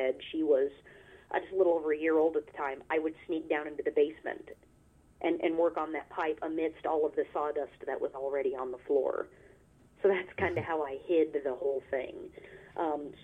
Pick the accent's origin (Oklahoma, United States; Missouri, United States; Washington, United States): Missouri, United States; near Fort Leonard Wood, south central; I grew up in a little itty-bitty town in south central-ish Missouri called Lakeway